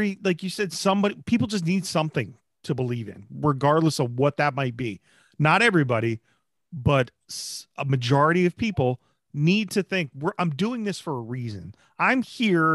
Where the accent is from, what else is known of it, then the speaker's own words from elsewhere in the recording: New Jersey, United States; I have a friend that I grew up with in New Jersey